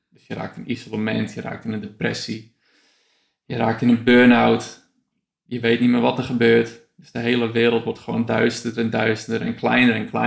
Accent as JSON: {"language": "Dutch", "country": "Afghanistan", "said": "Nee, ik heb, dat ik uit Afghanistan kwam, uh, ja, waarschijnlijk is dus wel echt een beetje bot eh, te zijn geweest ook."}